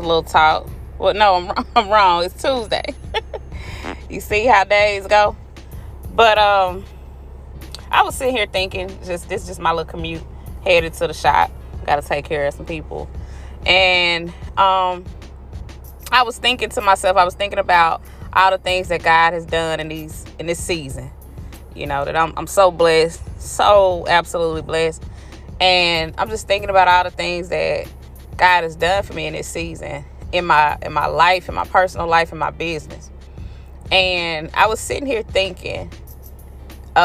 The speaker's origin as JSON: {"language": "English", "region": "Florida", "country": "United States", "tie": "born or raised there", "moved": "yes", "said": "in Florida, in my hometown"}